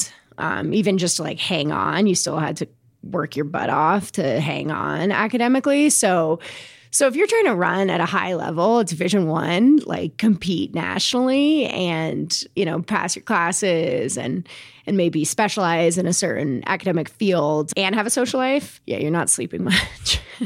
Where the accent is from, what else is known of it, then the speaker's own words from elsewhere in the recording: Englewood, Colorado, United States; also born or lived in Princeton, New Jersey; I grew up in Englewood, Colorado.